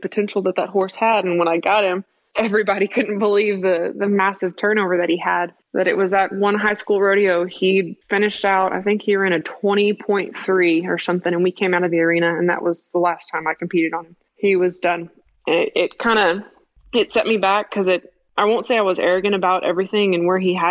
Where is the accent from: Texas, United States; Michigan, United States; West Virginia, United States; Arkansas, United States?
Texas, United States; Midland; I was born and raised here in West Texas, here in Midland